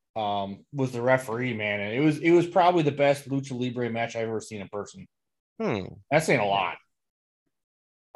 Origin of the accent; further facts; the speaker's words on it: Midwest, United States; us Midwesterners